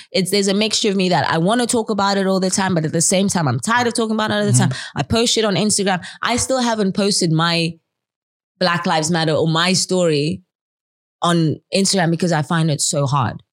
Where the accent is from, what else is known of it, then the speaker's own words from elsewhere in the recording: Zimbabwe; now in Netherlands; I live in Zimbabwe, I grew up in Zimbabwe